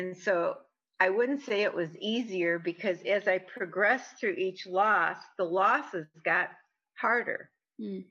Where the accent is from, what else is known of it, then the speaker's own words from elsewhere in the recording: Michigan, United States; moved away as an adult; now in Arizona, United States; originally I'm from Michigan. I'm now in Arizona. I've been here for 30 some years